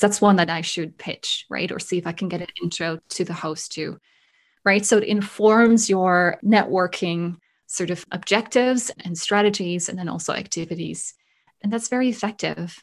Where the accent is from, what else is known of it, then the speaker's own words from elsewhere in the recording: Netherlands; also born or lived in Germany; now in Canada; I am originally from Holland, was born and raised there